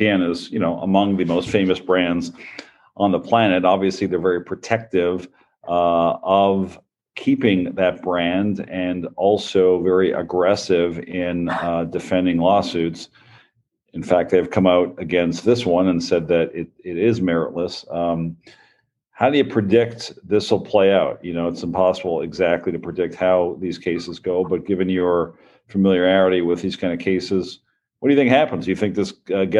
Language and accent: English; Montreal, Quebec, Canada; I grew up in Montreal, so all of our local channels came from the Boston feed